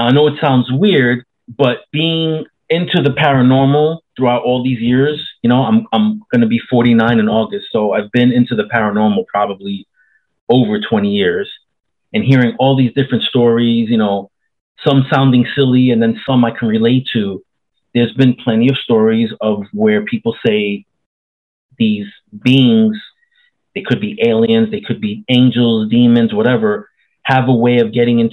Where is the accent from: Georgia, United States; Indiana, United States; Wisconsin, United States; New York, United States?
New York, United States; New York City; now in Central Florida, United States; I was born in New York City, 70s and 80s, left like in late 89, and then moved to Central Florida in late 89